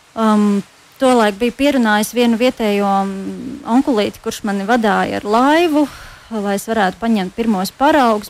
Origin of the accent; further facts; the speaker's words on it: Latvia; moved away; also born or lived in Norway; Latvijā, kas ir, kas ir man dzimtā zeme